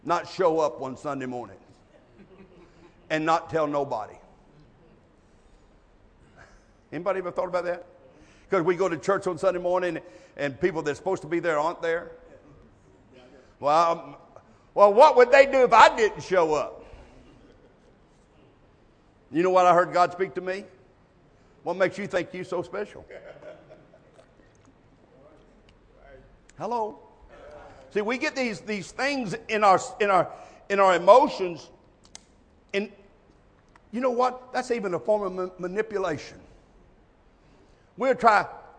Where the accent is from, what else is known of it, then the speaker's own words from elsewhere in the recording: United States; I was born in America